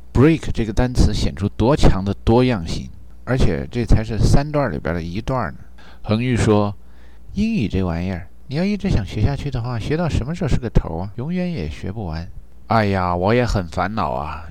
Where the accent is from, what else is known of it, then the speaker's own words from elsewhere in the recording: Guizhou, China; moved away; 作为贵州人到外面混吧， 顺利的时候还行。 那不顺利的时候啊，迟早会有人说你黔驴技穷。 好像我们贵州老产驴似的